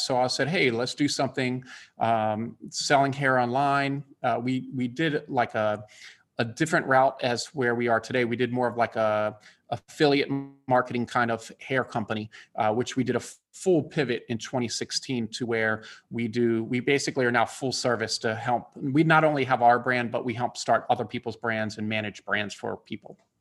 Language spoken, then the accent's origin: English; Bethesda, Maryland, United States; now in Atlanta, United States; I grew up in Bethesda, Maryland